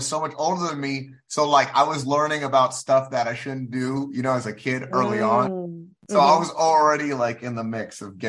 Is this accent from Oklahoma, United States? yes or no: no; Bronx, New York, United States; born there; And then, I was born in the Bronx. I got sent to military school in Texas for being a bad boy.